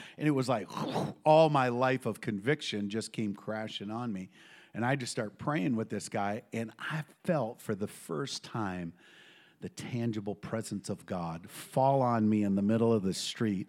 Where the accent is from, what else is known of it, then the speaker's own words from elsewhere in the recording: western Minnesota, United States; also born or lived in St. Paul, Minnesota; I grew up in Minnesota, in western Minnesota. I was born in St. Paul.